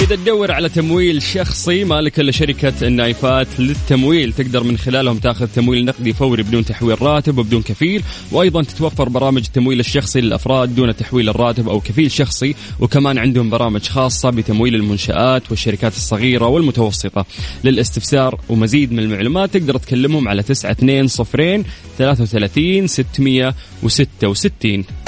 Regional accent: Saudi Arabia; عندنا في المملكة العربية السعودية

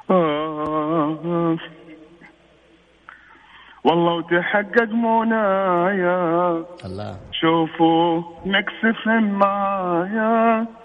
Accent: Mecca, Makkah Province, Saudi Arabia; من مكه

